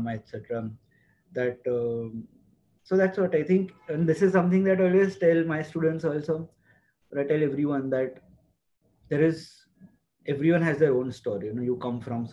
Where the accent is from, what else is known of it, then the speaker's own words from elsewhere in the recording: Navsari, Gujarat, India; moved away as an adult; now in Ahmedabad, India; we went back to Navsari, my hometown.